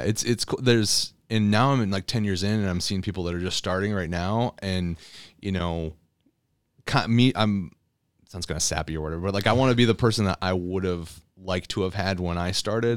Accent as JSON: {"language": "English", "town": "Elsie", "region": "Michigan", "country": "United States", "tie": "born or raised there", "also_born_or_lived": "Miami, Florida", "said": "I grew up in L C, Michigan"}